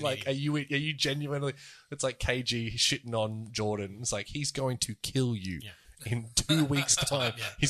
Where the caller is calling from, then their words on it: Bahrain; I'm calling from Bahrain. We're not even in Europe.